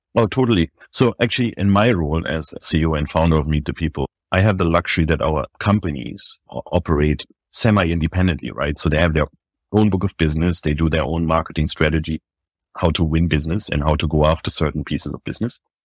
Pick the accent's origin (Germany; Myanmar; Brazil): Germany; moved away as an adult; also born or lived in Paris, France; now in New York, United States; I was born in Germany. built my first business there when I was twenty-one years old